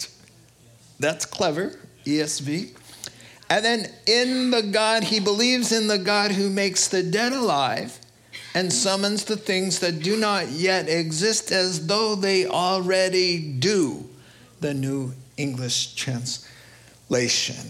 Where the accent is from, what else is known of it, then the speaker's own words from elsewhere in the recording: New York, United States; I'm from New York. My dad's from Brooklyn